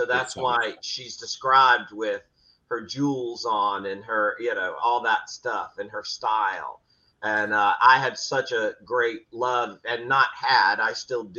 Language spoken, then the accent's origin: English; the South, United States; Yeah, I mean, you know, look, I'm from the South, as you are too.